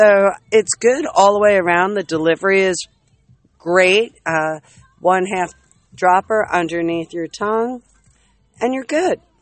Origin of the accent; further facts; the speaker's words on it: New Jersey, United States; I'm also from South Jersey